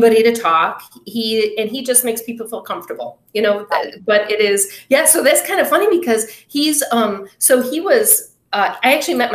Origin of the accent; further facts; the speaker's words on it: Berkley, Michigan, United States; I grew up in Berkeley